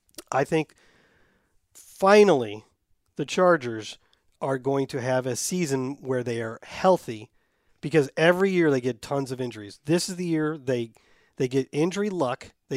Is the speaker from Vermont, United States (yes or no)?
yes; Vermont, United States; I grew up here in Vermont as a Michigan football fan since the early 90s, thanks to my dad, who lived and breathed Michigan college football.